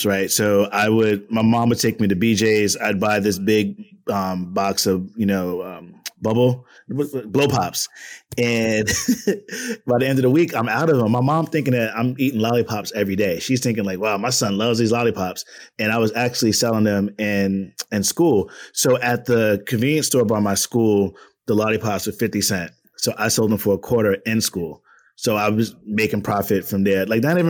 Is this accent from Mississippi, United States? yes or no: no; Long Island, New York, United States; also born or lived in Far Rockaway, Queens, New York City; From New York City, born in Queens, raised in Long Island, currently living in Harlem